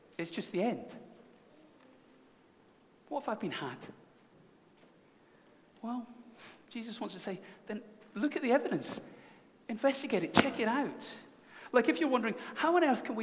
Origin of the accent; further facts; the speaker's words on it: Scotland, United Kingdom; as a Scotsman